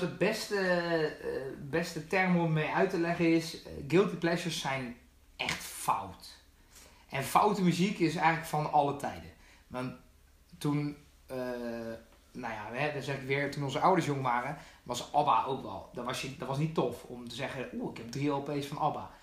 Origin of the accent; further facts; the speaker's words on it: Netherlands; onze cultuur als Nederlanders